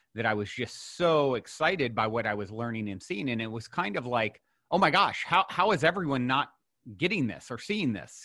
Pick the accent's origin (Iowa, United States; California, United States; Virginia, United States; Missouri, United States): Virginia, United States; I was born and raised in Virginia, not so far from you.